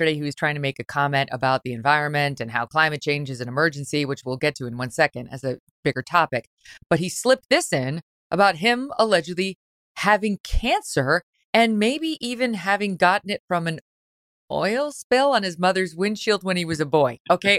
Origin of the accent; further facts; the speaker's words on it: Syracuse, New York, United States; I grew up in Syracuse for 10 years.